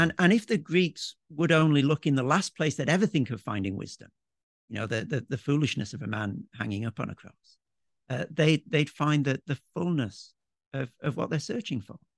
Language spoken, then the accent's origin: English; Yorkshire and the Humber, United Kingdom; moved away as an adult; now in Melbourne, Australia; I'm a Yorkshireman, grew up in the U K